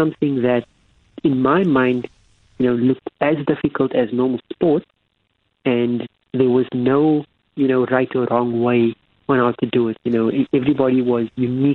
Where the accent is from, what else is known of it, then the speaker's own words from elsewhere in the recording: Cape Town, Western Cape, South Africa; where I grew up in Athlone